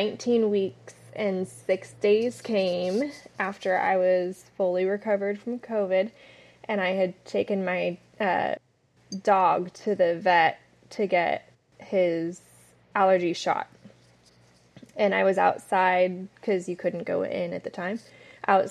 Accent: San Diego, California, United States; moved away as an adult; now in San Antonio, United States; I was born and raised in San Diego, California.

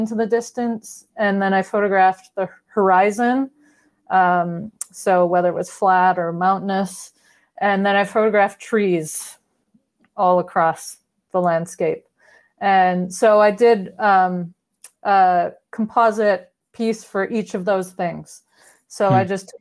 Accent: Vancouver, British Columbia, Canada; at the time I was living in my hometown, which is Vancouver

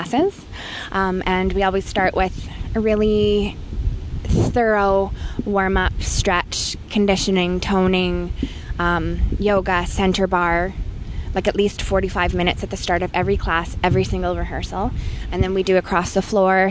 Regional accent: Vancouver, British Columbia, Canada; now in Edmonton, Canada; I was born in Vancouver

